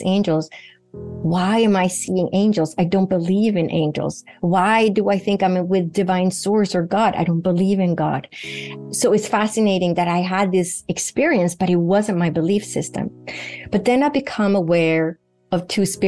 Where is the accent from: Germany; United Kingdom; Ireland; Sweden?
Sweden; moved away; Sweden, where I grew up in Northern Europe